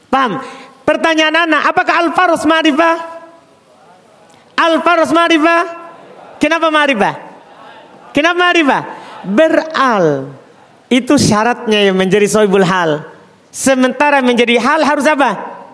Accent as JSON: {"language": "Indonesian", "town": "Jeneponto", "region": "South Sulawesi", "country": "Indonesia", "said": "Kita orang Jeneponto padi, pasti tahu tentang kuda."}